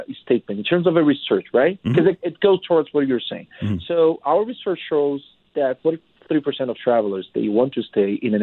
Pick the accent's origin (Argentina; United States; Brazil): Brazil; moved away; I'm from Brazil